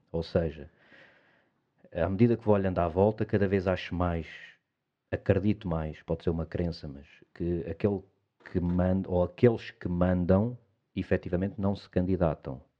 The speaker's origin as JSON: {"language": "Portuguese", "country": "Portugal", "said": "eu estava a dizer que somos um bocadinho assim, acho como portugueses."}